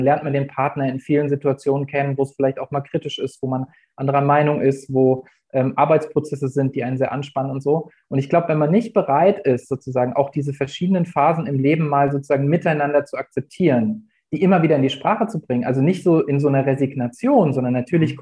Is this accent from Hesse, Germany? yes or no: yes; Hesse, Germany; moved away as an adult; now in Lübeck, Germany; Ich komme eigentlich ursprünglich aus Hessen, bin da zur Schule gegangen und äh, habe da auch studiert.